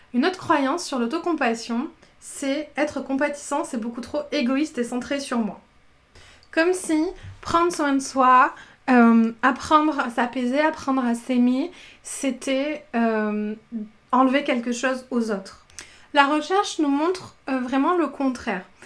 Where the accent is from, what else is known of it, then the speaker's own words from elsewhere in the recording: southern France, France; moi je viens du sud de la France